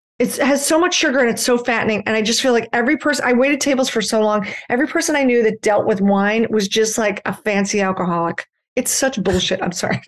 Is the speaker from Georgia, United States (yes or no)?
no; Philadelphia, Pennsylvania, United States; also born or lived in New York; now in Los Angeles, United States; I'm from Philadelphia